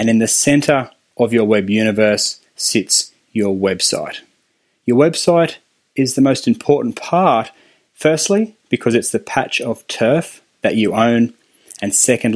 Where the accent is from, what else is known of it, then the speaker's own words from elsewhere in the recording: Australia; accent: Australian; my fun Australian accent